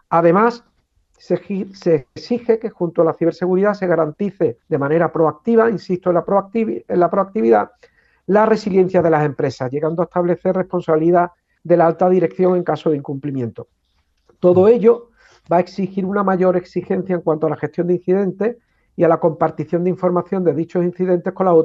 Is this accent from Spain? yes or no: yes; Andalusia, Spain; Como andaluz y como coordinador del centro, ver cómo nuestra comunidad avanza en este sentido.